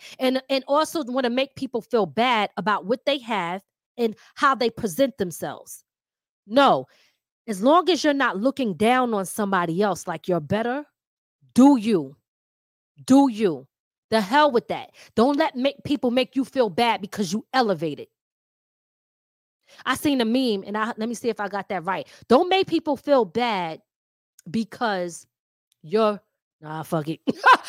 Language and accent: English; Philadelphia, Pennsylvania, United States; accent: Philly/New York; I'm from Philly, right? So some of my words are not, I might have a New York talking accent, but I still might bring certain words that's from Philly out. So I got a mixture of a Philly accent and a New York accent.